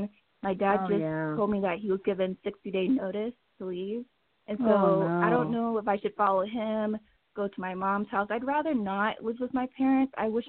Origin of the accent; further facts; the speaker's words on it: North Carolina, United States; I'm from North Carolina.